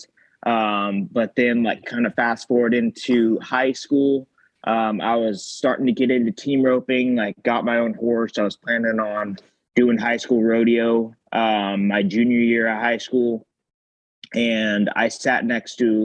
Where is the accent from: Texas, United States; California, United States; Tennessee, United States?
California, United States; Salinas; I grew up in Salinas, California